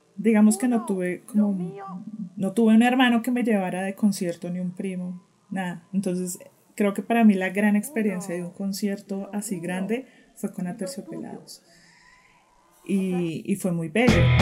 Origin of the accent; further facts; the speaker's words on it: Bogotá, Colombia; soy periodista colombiana, bogotana